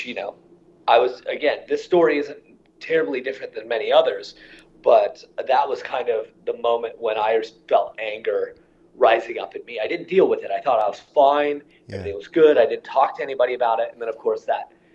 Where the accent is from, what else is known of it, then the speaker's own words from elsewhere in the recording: Iowa, United States; my childhood is really a pretty typical Midwest childhood in terms of, you know, I grew up in Iowa